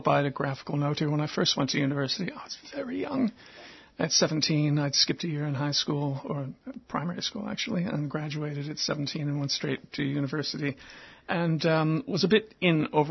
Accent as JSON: {"language": "English", "country": "United States", "said": "as an American with some inside experience of the evangelical mindset"}